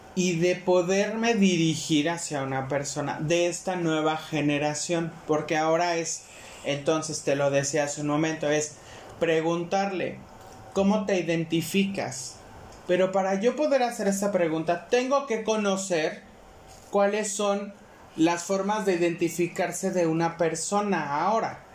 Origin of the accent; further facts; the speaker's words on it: Mexico; es un derecho que tenemos como mexicanos el podernos expresar